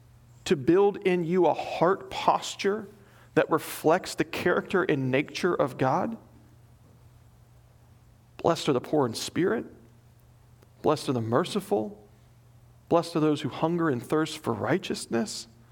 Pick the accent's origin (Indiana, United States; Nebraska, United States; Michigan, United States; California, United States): Nebraska, United States; I mean, I came from Nebraska.